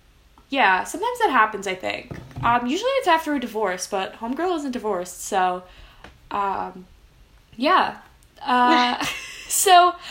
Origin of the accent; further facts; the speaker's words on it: New Jersey, United States; So, yeah, I am from Central Jersey. It does exist. From a not really Jewish area